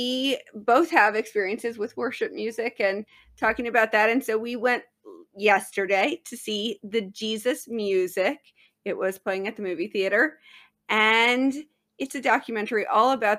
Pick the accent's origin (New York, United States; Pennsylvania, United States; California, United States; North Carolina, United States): California, United States; Southern; I was raised in Southern California